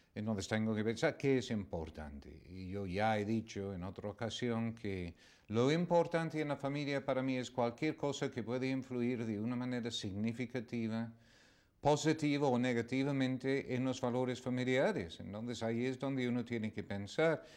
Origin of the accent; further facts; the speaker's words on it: England, United Kingdom; now in Spain; inglés, que ya no lo soy, ya soy español